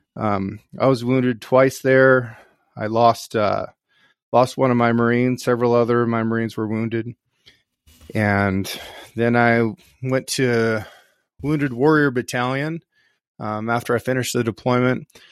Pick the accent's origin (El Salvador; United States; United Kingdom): United States; Northeast Oregon; I grew up here on the Six Ranch. The Six Ranch is located in Northeast Oregon